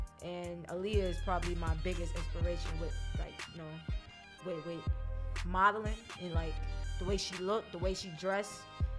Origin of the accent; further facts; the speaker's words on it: New York City, New York, United States; I lived in Brooklyn all my life. Born and raised.